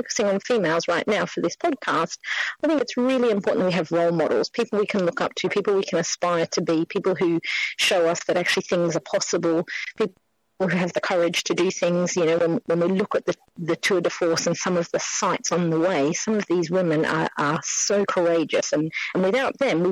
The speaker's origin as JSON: {"language": "English", "country": "Australia", "moved": "as an adult", "lives_now": "London, United Kingdom", "said": "Being Australian, I've been here 20 years"}